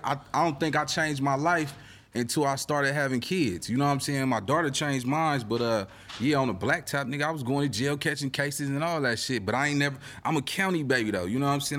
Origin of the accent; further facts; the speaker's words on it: Los Angeles, California, United States; I'm from Little Egypt. I'm from the east side